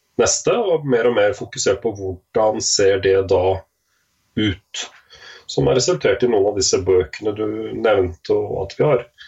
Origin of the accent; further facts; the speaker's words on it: Askim, Østfold, Norway; Født og oppvokst i Askim